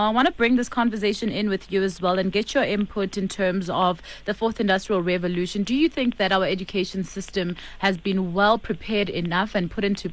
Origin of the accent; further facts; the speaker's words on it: South Africa; we as South African